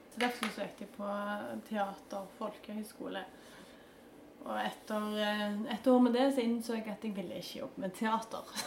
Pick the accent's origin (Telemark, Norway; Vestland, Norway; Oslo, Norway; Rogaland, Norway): Rogaland, Norway; Stavanger; Jeg begynte jo på Eikanes